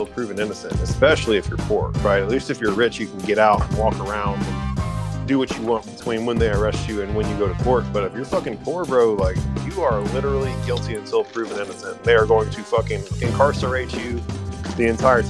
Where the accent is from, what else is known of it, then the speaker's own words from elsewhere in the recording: Williamson County, Texas, United States; Williamson County, the county that we grew up in Texas